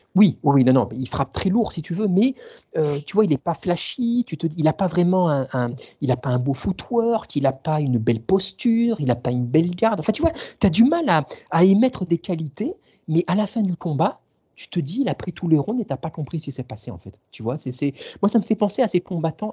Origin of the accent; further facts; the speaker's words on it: the region of Nice, Provence-Alpes-Côte d'Azur, France; en tant que sudiste, ayant grandi dans la région